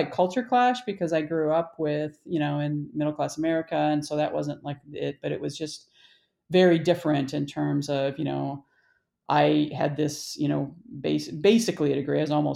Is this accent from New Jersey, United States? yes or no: no; Illinois, United States; moved away as an adult; also born or lived in Michigan / Iowa / Madison, Wisconsin / Denver; I was born in Michigan. My family moved to Illinois when I was 3. I grew up in Illinois